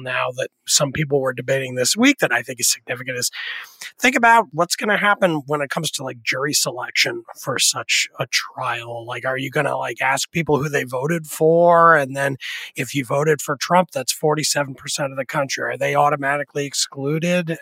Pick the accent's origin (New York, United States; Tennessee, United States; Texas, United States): New York, United States; the New York area, United States; when I was a teenager growing up in the New York area